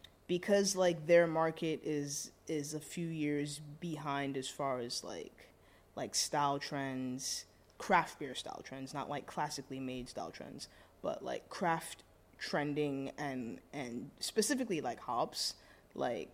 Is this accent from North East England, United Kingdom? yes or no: no; London, United Kingdom; also born or lived in Brixton; now in New York City, United States; when I'm in London, I go home